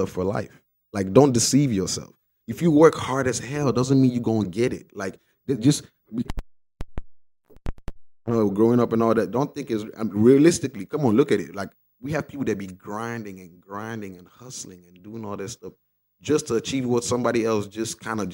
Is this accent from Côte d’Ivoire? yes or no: no; Nigeria; when I was growing up in Nigeria.